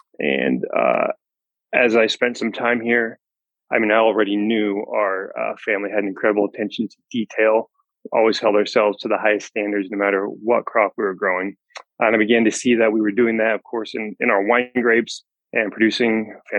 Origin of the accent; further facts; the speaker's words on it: Horse Heaven Hills, Washington, United States; 80 years of four generations here in the Horse Seven Hills, where we're currently farming today. And that's where I grew up here in the Horse Seven Hills. It's a wide open, vast, rugged terrain, 30 miles from anywhere. So, you know, it's very, very rural